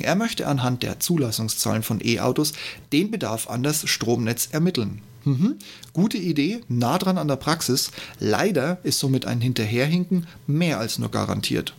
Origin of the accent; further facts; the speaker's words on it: Regensburg, Bavaria, Germany; BMW in meiner Heimatstadt Regensburg